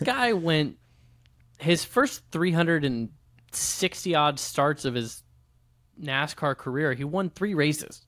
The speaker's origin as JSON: {"language": "English", "region": "Midwest", "country": "United States", "tie": "born or raised there", "said": "Brett Favre was my hero growing up, growing up in the Midwest"}